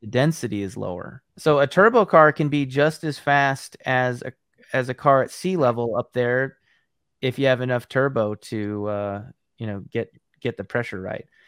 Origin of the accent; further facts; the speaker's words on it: Ames, Iowa, United States; that's Iowa State Cyclone colors, my hometown.